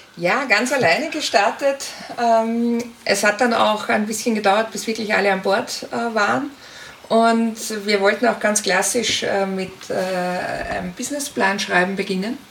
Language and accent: German; Linz, Upper Austria, Austria; Ich komme aus Österreich, bin in Linz zu Hause